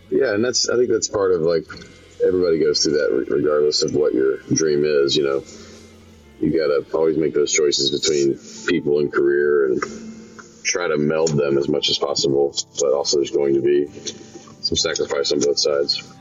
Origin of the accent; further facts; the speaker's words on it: Memphis, Tennessee, United States; now in Nashville, United States; my hometown of Memphis